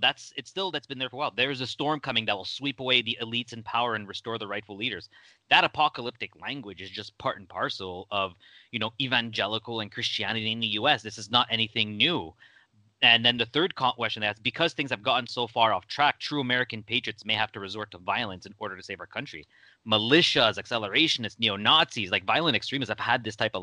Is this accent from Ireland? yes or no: no; Canada; my home country of Canada.